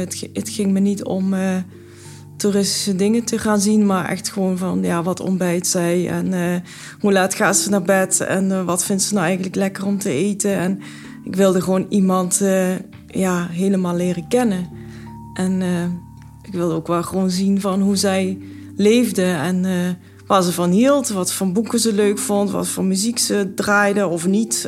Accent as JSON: {"language": "Dutch", "town": "Brunssum", "region": "Limburg", "country": "Netherlands", "tie": "born or raised there", "also_born_or_lived": "India", "said": "Ik ben, eh, opgegroeid in Limburg, Zuid-Limburg, in Brunsum"}